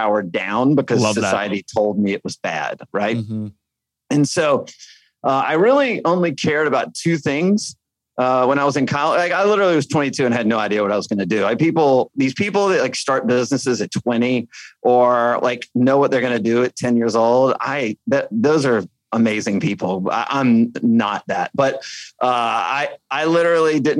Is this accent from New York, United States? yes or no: no; Alabama, United States; I grew up in Alabama